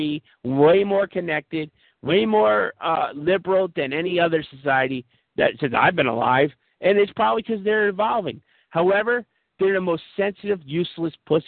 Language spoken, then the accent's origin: English; United States; I'm Irish, you know, I'm from America, I'm sort of Catholic